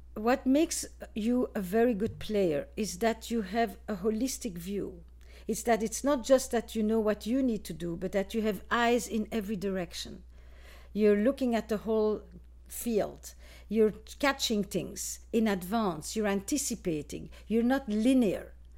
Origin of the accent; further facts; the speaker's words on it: Flanders, Belgium; moved away; I am from Belgium originally, in case you wanna know about my accent.